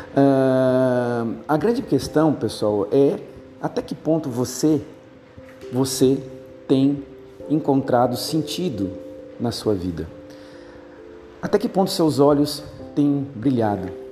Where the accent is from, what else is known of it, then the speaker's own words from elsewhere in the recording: Porto Alegre, Rio Grande do Sul, Brazil; eu sou de Porto Alegre